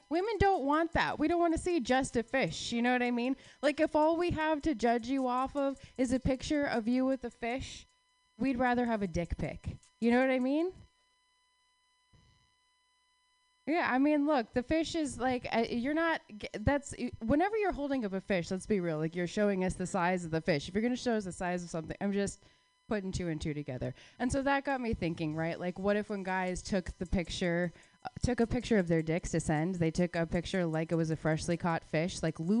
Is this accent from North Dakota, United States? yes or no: no; Phoenix, Arizona, United States; I grew up in Phoenix, Arizona, which a lot of you guys know.